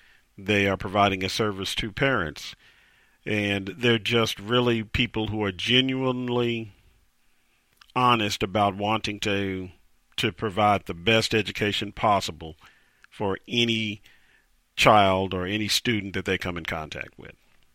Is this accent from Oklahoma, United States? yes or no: yes; Tulsa, Oklahoma, United States; my hometown, Tulsa, Oklahoma